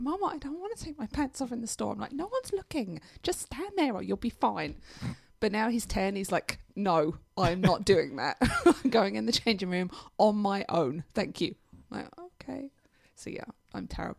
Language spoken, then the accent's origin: English; England, United Kingdom; moved away; I'm English.